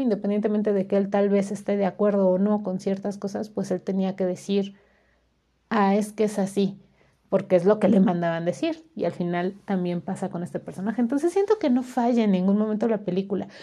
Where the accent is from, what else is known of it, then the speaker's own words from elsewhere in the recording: Hidalgo, Mexico; acá en mi pueblo